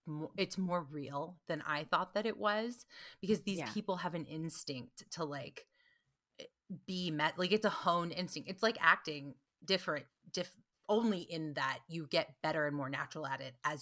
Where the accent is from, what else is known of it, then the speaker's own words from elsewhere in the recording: North Carolina, United States; moved away; also born or lived in New York; I'm from North Carolina, but I lived in New York for almost as long as I lived in North Carolina.